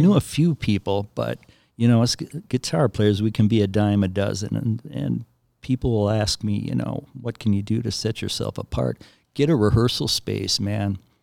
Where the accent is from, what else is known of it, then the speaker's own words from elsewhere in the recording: Willmar, Minnesota, United States; I grew up in Wilmer, about a hundred miles west of the cities